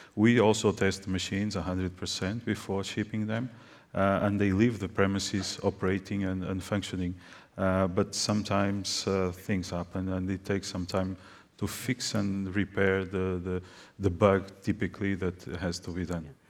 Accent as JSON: {"language": "English", "country": "Portugal", "said": "I'm coming from Portugal. I represent a Portuguese company"}